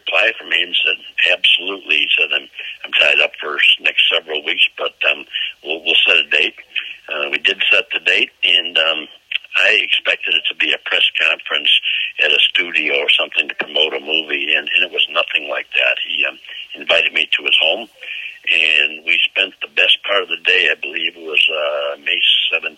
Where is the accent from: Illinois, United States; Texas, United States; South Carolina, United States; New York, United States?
Illinois, United States; Chicago; I'm from Chicago